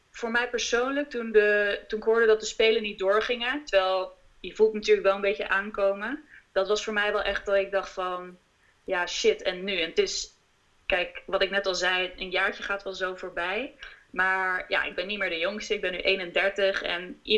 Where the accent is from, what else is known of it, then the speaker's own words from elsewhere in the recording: Amsterdam, North Holland, Netherlands; now in The Hague, Netherlands; We komen uit Amsterdam.